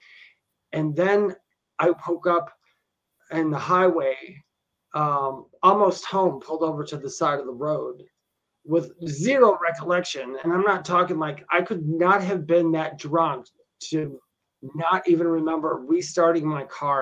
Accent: Wisconsin, United States; I grew up in Wisconsin, and I used to go to this bar. I lived near Milwaukee, Wisconsin

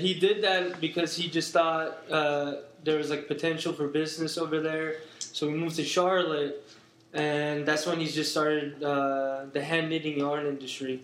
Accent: Turkey; also born or lived in New York; I am from Turkey

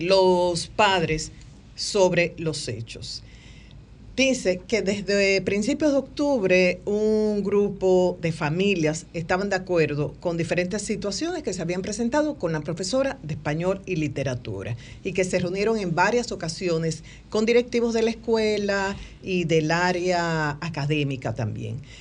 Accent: Dominican Republic; nosotros como dominicanos

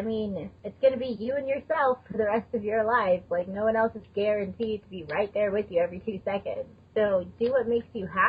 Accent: Texas, United States; now in Colorado, United States; I'm from Texas...

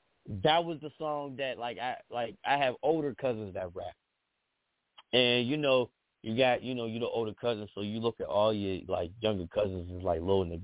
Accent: East Coast, United States; I'm from the East Coast, but, you know, part of my history is being influenced by the West Coast, too.

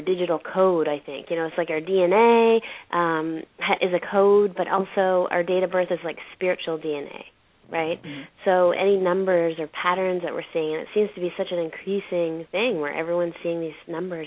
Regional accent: Canada; I'm from Canada

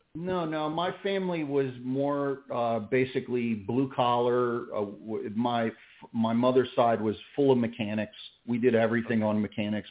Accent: Philadelphia, Pennsylvania, United States; now in Clermont, United States; I grew up in in the Philadelphia, New Jersey area

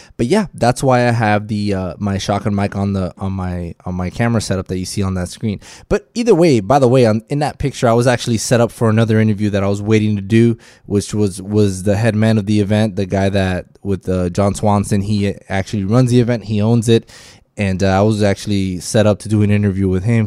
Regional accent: Miami, Florida, United States; I am from Miami.

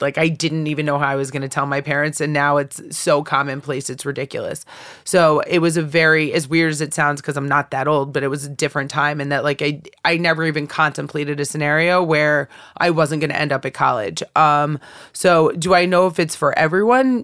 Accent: Bethany, Connecticut, United States; moved away; I grew up in Bethany, Connecticut.

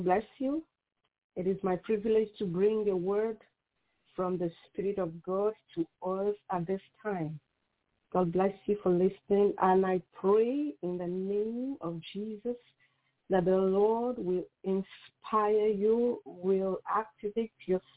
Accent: Nigeria; I am from Nigeria, and I am a mother, a wife, a pastor, and author

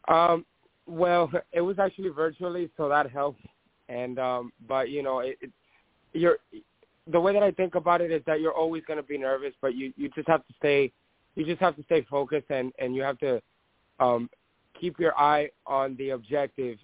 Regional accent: Dominican Republic; now in United States; I was born in Dominican Republic

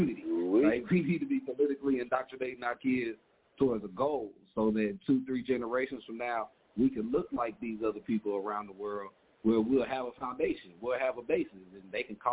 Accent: the South, United States; I'm from the South

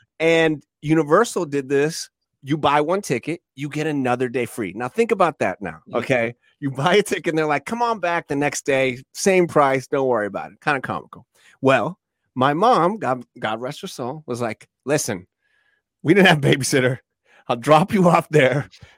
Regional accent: Iowa, United States; We're from Iowa, and we want to go.

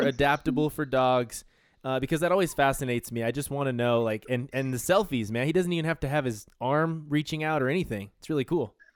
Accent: New Mexico, United States; I'm from New Mexico

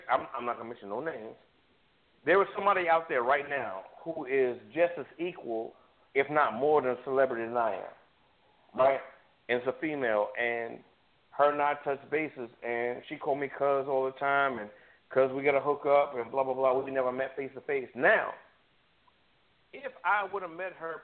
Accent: New York City, New York, United States; also born or lived in Harrisburg, Pennsylvania; now in Atlanta, United States; I'm South Jamaican Queens born and bred

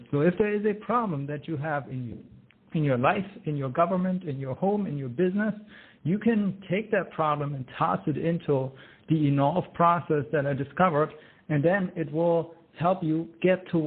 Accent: Germany; accent: German; English is a second language; now in United States; Uh, yes, that is correct. But I am American by choice.

